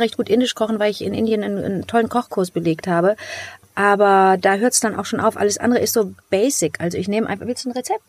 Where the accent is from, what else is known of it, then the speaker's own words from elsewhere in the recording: Cologne, North Rhine-Westphalia, Germany; Ich bin aus Köln